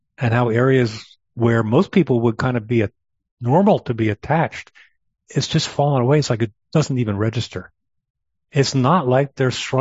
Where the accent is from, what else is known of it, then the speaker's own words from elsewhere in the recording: New York, United States; I grew up in Long Island Sound, grew up with sailboats